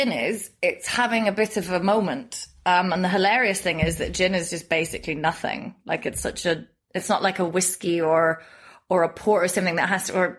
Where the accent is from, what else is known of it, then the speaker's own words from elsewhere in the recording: Northern Ireland, United Kingdom; now in Berlin, Germany; I got served in a pub in my hometown in Northern Ireland